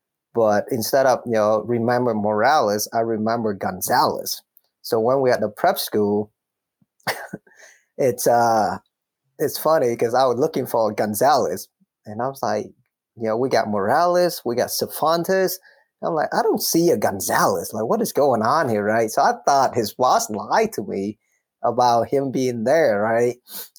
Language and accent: English; Minnesota, United States; English is a second language; So growing up in Minnesota, I remember when I first got there, I didn't really speak English, right?